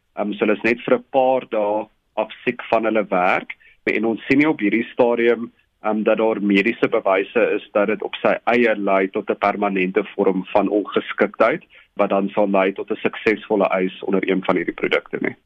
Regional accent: South Africa; ons as Suid-Afrikaners

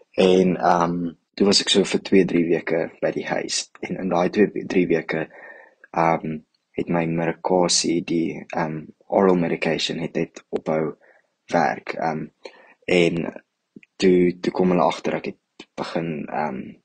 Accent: Johannesburg, Gauteng, South Africa; ek kom van Johannesburg af

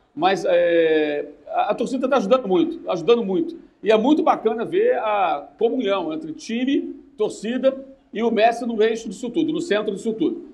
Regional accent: Brazil; Nós somos brasileiros

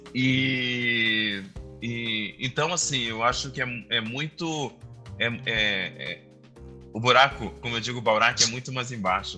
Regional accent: Santa Maria, Rio Grande do Sul, Brazil; Eu sou do Rio Grande do Sul, de Santa Maria.

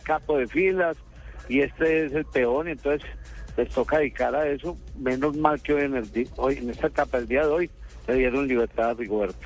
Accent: Colombia; Nosotros como colombianos

